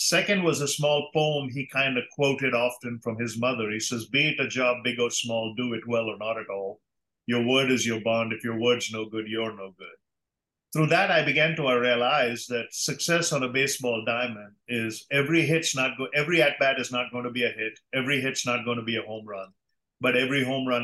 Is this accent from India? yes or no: yes; India; moved away as an adult; I grew up debating in India